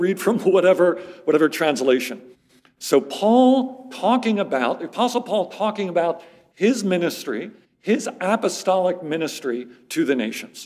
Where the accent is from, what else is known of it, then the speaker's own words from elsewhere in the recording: Philadelphia, Pennsylvania, United States; moved away as an adult; also born or lived in Amherst, Massachusetts; now in Middle East; I'm actually originally from the Philadelphia area, grew up in the suburbs of Philadelphia